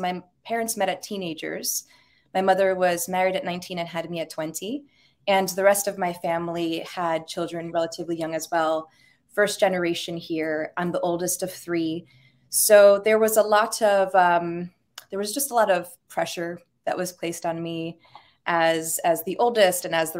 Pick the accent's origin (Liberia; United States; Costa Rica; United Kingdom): United States; Rockland County, New York; moved away as an adult; also born or lived in California; now in New York, United States; I grew up in Rockland County, New York, oldest Latina household. I'm Cuban, Puerto Rican, and probably a few other things.